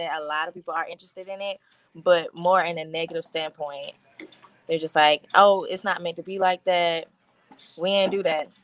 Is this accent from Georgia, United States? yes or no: yes; Atlanta, Georgia, United States; I'm from Atlanta